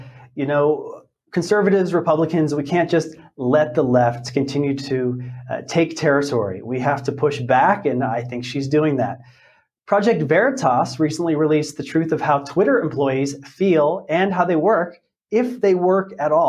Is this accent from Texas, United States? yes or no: no; Pennsylvania, United States; some important elections are happening in my home state of Pennsylvania today.